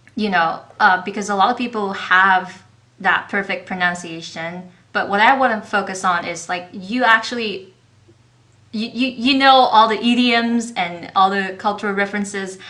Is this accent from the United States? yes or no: no; southern China, China; I'm from the South, so yeah. I don't have a perfect standard Mandarin.